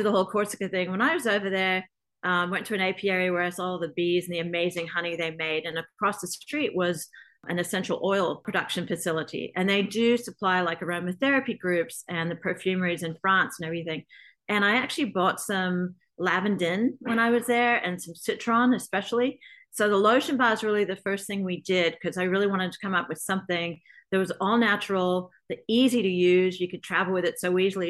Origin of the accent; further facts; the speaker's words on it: Australia; moved away; growing up in Australia without any kind of skincare regimen at all over there